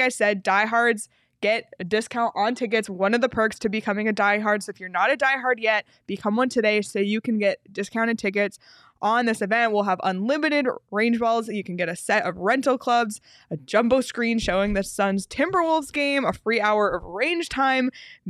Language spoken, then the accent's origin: English; Canada; As a Canadian, dream.